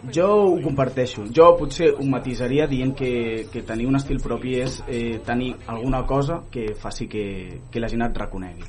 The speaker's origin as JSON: {"language": "Catalan", "town": "Sabadell", "region": "Catalonia", "country": "Spain", "tie": "born or raised there", "lives_now": "Castellar del Vallès, Spain", "said": "jo sóc nascut a Sabadell i m'he criat a Sabadell"}